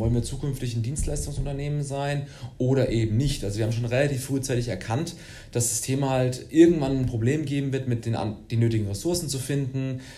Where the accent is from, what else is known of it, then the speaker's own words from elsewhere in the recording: Würzburg, Bavaria, Germany; Ich bin äh, Würzburger, gebürtiger Würzburger ähm, und ähm, ja, habe Wirtschaftsinformatik hier in Würzburg studiert